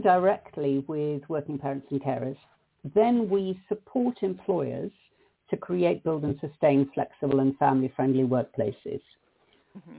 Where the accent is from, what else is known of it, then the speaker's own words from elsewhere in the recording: South Africa; moved away; the hideous society that I grew up in South Africa